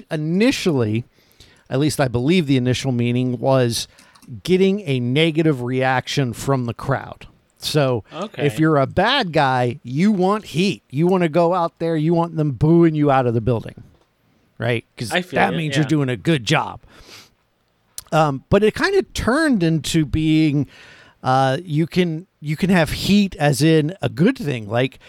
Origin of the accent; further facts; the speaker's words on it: Florida, United States; I'm from Florida.